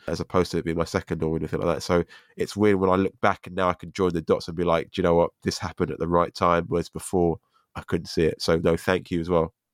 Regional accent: London, United Kingdom; as a Londoner

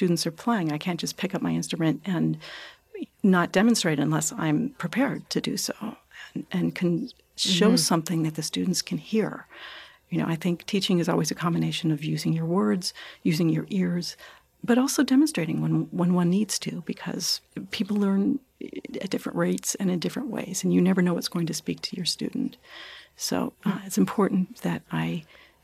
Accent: Southern California, United States; now in New York, United States; I grew up out in Southern California

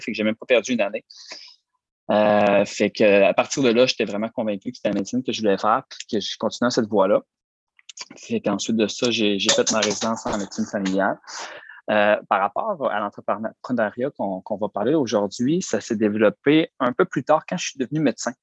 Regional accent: Roberval, Quebec, Canada; dans ma ville natale, Robertval

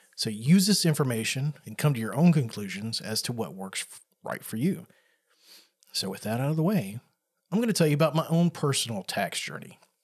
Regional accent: the South, United States; I grew up in the South, and where I was at was pretty, uh, rural area

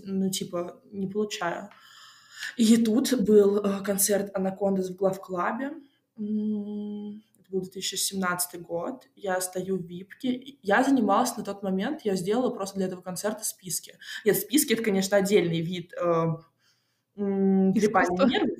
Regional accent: Moscow, Russia; я родилась в Москве

